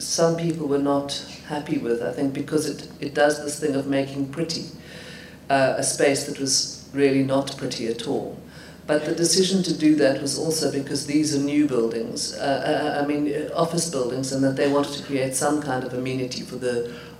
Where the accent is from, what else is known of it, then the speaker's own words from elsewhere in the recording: Johannesburg, Gauteng, South Africa; when I was growing up in Johannesburg